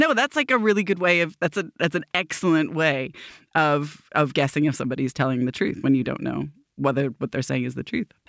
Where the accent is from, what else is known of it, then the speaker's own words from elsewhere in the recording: Petaling Jaya, Selangor, Malaysia; born there; accent: American; I was born in Petaling Jaya, Malaysia.